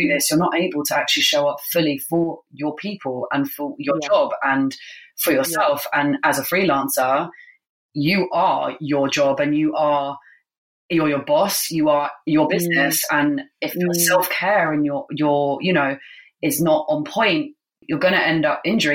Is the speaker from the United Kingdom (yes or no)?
yes; United Kingdom; as British people